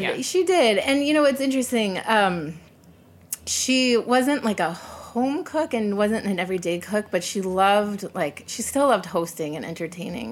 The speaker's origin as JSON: {"language": "English", "area": "suburbs of Chicago", "region": "Illinois", "country": "United States", "tie": "born or raised there", "said": "I grew up in the suburbs of Chicago, not the city"}